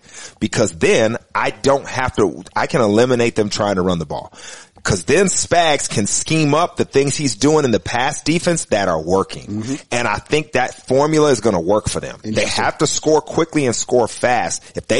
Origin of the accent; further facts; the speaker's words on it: Texas, United States; I hate this because I am a Texan. You know that.